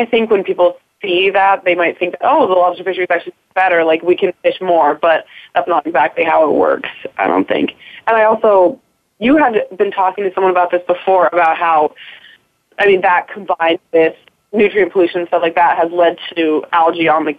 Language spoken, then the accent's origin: English; Southwest, United States; moved away; I'm from the Southwest